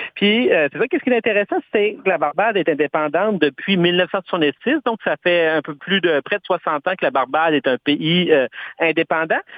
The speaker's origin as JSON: {"language": "French", "country": "Canada", "said": "chez nous au Canada"}